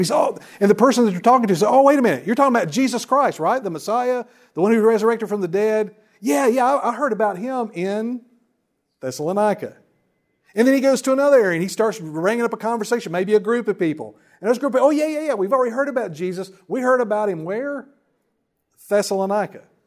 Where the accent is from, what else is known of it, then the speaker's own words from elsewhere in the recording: Wilkes County, North Carolina, United States; moved away as an adult; now in Lumberton, United States; I'm originally from Wilkes County up towards Boone that way